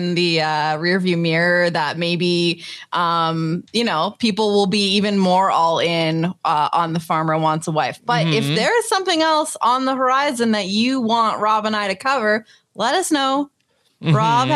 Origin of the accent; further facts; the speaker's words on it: near Muskoka, Ontario, Canada; I'm pretty sure they film like near my hometown.